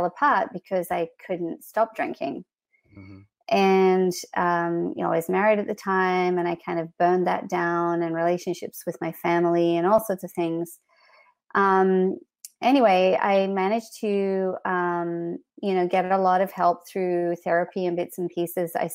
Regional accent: Australia; moved away as an adult; also born or lived in Canada; I grew up in Australia.

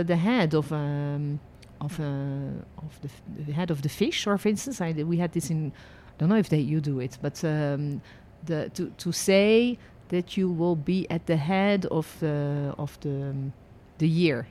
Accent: Netherlands; also born or lived in France; now in Israel; I was born in Holland. then lived and worked as a licensed tour guide in France and ended my journey living and working in Israel.

